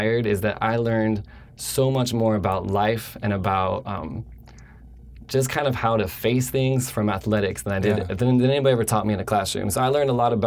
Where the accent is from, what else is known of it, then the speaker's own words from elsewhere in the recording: just outside of Denver, between Denver and Boulder, Colorado, United States; moved away as an adult; now in California, United States; I grew up in Colorado. I grew up just outside of Denver, between Denver and Boulder